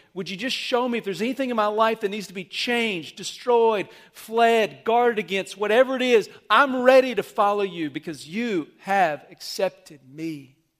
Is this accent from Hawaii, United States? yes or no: no; Amarillo, Texas, United States; I remember growing up in Amarillo in my youth group